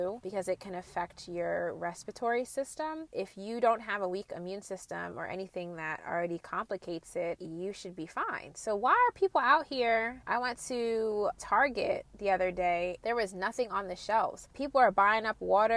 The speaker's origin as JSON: {"language": "English", "region": "New Jersey", "country": "United States", "said": "I'm from Jersey and I was kind of sheltered"}